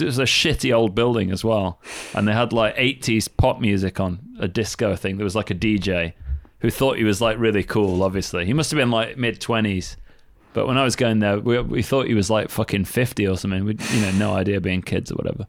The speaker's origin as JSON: {"language": "English", "town": "Sheffield", "region": "Yorkshire and the Humber", "country": "United Kingdom", "tie": "born or raised there", "said": "I used to go to the ice rink all the time when I was a kid. Like, in Sheffield"}